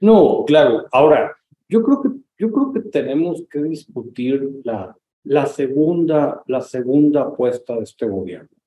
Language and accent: Spanish; Mexico; nuestro país